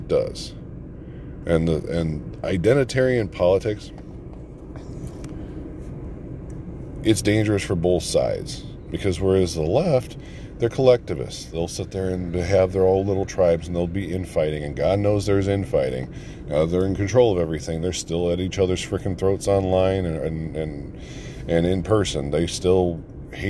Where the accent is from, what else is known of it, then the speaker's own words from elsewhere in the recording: United States; we're American first.